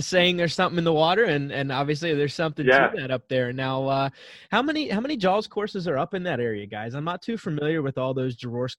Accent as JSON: {"language": "English", "town": "Gettysburg", "region": "Pennsylvania", "country": "United States", "tie": "born or raised there", "said": "I grew up in Gettysburg, just outside of York"}